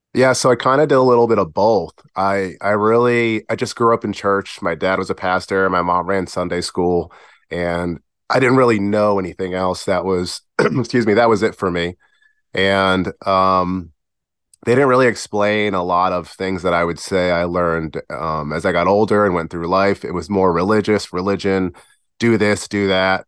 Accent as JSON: {"language": "English", "town": "Virginia Beach", "region": "Virginia", "country": "United States", "tie": "born or raised there", "also_born_or_lived": "Perth Amboy, New Jersey / Providence, Rhode Island", "said": "we moved from Providence, Rhode Island when I was about nine down to beautiful Virginia Beach"}